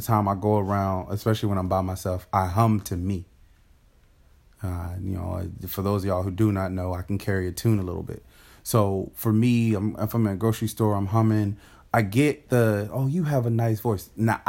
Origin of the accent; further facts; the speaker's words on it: Fayetteville, North Carolina, United States; how I've learned to talk to white people over the years growing up in Fayetteville, North Carolina.